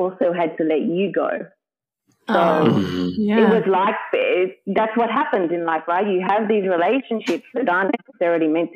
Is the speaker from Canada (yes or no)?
no; Sydney, New South Wales, Australia; I'm from Sydney